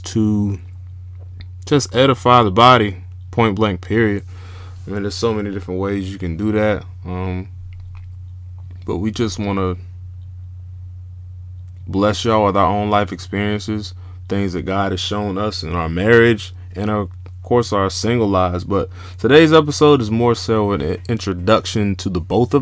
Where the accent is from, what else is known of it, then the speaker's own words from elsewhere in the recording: Jacksonville, Florida, United States; also born or lived in Georgia; Originally born and raised in Jacksonville, Florida. Spent some of my adolescent years in Georgia, back and forth from there.